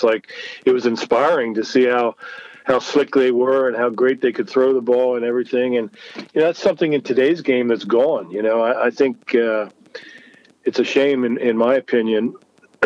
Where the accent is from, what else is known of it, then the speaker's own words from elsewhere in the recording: Lancaster, Pennsylvania, United States; here to Lancaster in my hometown